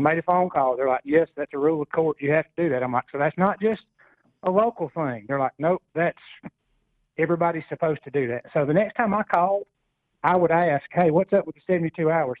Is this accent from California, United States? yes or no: no; Hartselle, Alabama, United States; My hometown, Hartsel